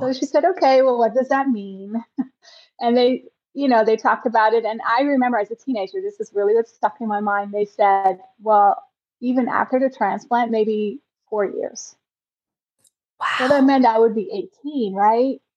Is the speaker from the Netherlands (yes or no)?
yes; Netherlands; I grew up in the Netherlands